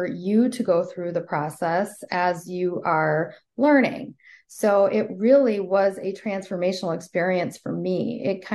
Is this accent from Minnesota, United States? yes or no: yes; Minneapolis, Minnesota, United States; I'm from Minneapolis, grew up here